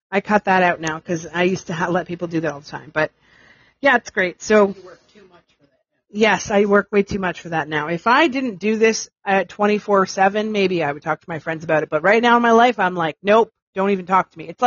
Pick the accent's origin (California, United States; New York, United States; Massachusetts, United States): New York, United States; Um, okay, so I'm from New York and I hate it too.